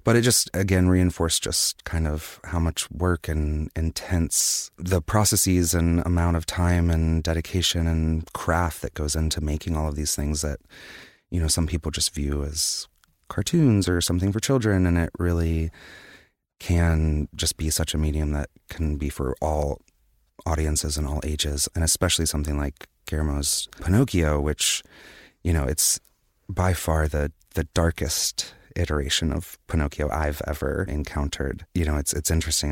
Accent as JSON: {"language": "English", "town": "Wilmington", "region": "North Carolina", "country": "United States", "said": "I'm from Wilmington, North Carolina"}